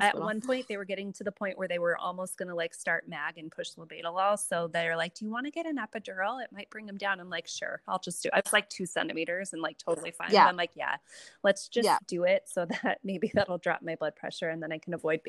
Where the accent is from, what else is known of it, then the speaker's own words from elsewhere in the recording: West Coast, United States; also born or lived in Chicago; now in New York, United States; Right. I grew up on the West